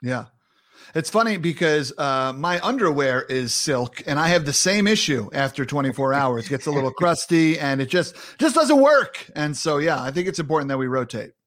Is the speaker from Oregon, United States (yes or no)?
no; New York City, New York, United States; I'm a New Yorker